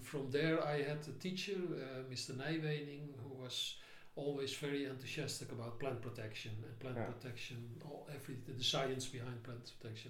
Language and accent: English; Amsterdam, North Holland, Netherlands; also born or lived in Hilversum; No, I was born in Amsterdam.